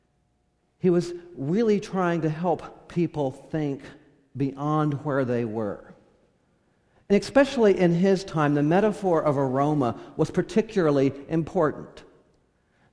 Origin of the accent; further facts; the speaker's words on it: California, United States; I grew up in California